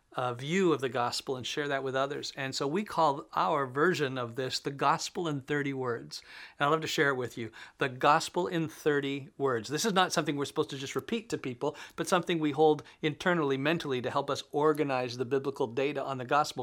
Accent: Canada; As a Canadian, I guess I could say I belong to Canada

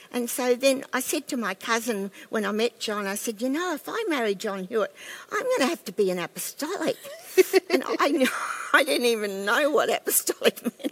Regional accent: Ipswich, Queensland, Australia; I grew up in the Baptist church in Silkstone in, near Ipswich

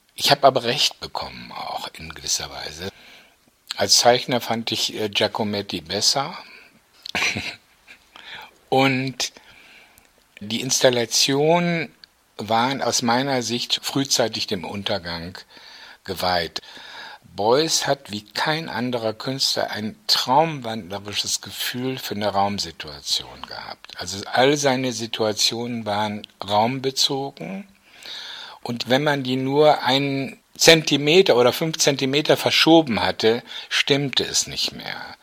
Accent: North Rhine-Westphalia, Germany; moved away as an adult; also born or lived in Düsseldorf; für mich als Ostwestfale

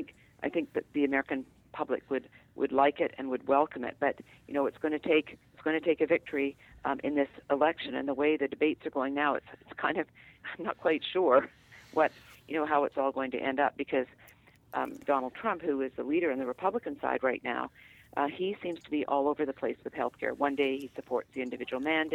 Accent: Vancouver, British Columbia, Canada; now in United States; in Canada, where I'm from the West Coast, from Vancouver

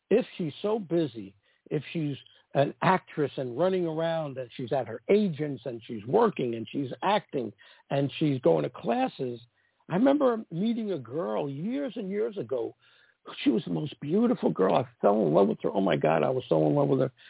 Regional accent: East Coast, United States; I came from the East Coast where I was the old-fashioned pursuer, the aggressive one, ask a girl out, that didn't work out in LA and it shocked me.

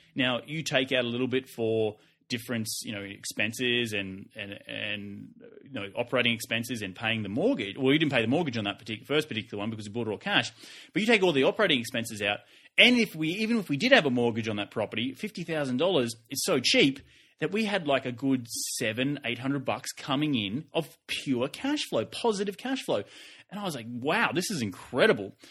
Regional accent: Australia; now in United States; I'm Australian and I'm Australian living in the U S

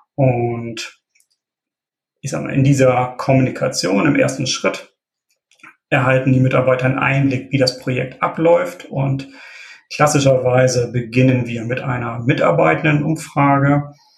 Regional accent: Wilhelmshaven, Lower Saxony, Germany; now in Oldenburg, Germany; gebürtig komme ich aus Wilhelmshaven, da bin ich aber allerdings vor rund zehn Jahren dann nach Oldenburg gezogen

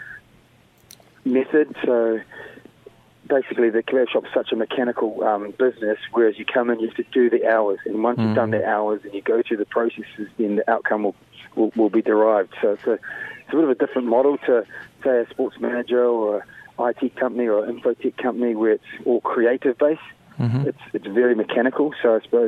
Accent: Wellington, New Zealand; also born or lived in Sierra Leone / Nelson, New Zealand; I grew up in Wellington, you know, after moving from Sierra Leone

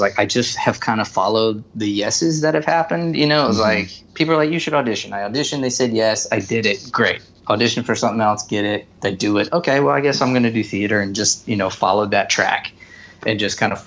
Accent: Garner, North Carolina, United States; Garner at that time, my hometown

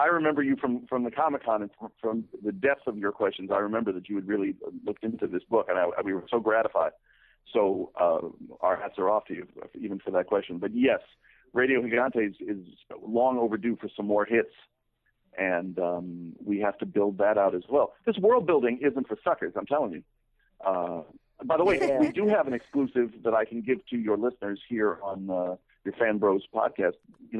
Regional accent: Queens, New York, United States; I grew up in Queens, where you ride the number 7 train and you hear every language on earth being spoken.

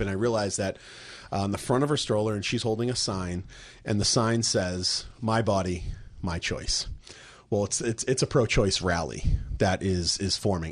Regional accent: Plymouth, Massachusetts, United States; moved away; my hometown of Plymouth, Massachusetts

